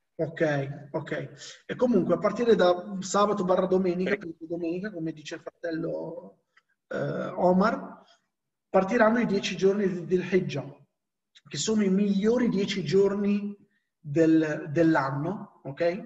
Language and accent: Italian; Morocco; essendo marocchino